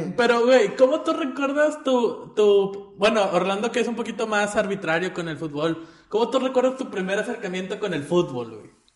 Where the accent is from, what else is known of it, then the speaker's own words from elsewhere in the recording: Monterrey, Nuevo León, Mexico; Nosotros somos regiomontanos. Y nosotros nos sentimos más orgullosos de ser regiomontanos